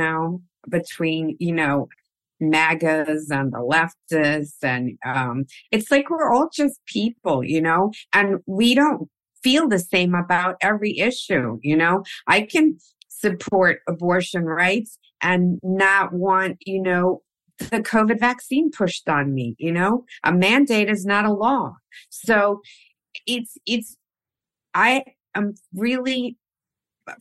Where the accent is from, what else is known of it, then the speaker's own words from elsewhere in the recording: New York City, New York, United States; moved away as an adult; now in California, United States; I was born in Queens. From immigrant parents, both Colombian.